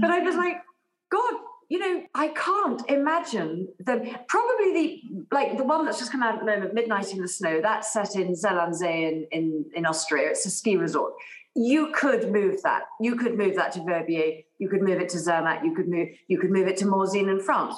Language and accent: English; England, United Kingdom; I grew up in England